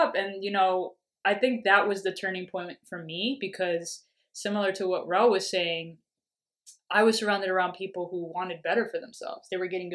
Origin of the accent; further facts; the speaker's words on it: New York City, New York, United States; I grew up in Washington Heights, the real Washington Heights